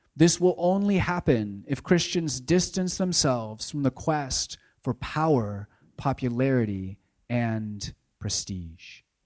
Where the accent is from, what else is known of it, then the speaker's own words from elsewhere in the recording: United States; as an American consumer